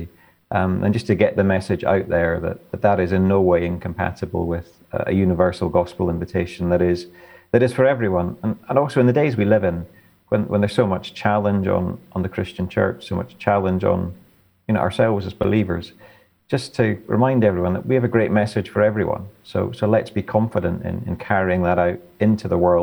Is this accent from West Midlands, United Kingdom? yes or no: no; the Highlands of Scotland, United Kingdom; I grew up in the Highlands of Scotland